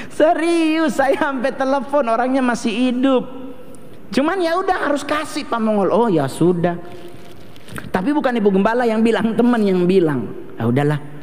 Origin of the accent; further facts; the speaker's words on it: Manado, Sangihe, Tamako district, North Sulawesi, Indonesia; Saya soalnya orang Manado, tapi dari suku Sanger. Otomatis sampai sekarang pun di daerah saya di Sanger, di Kecamatan Tamako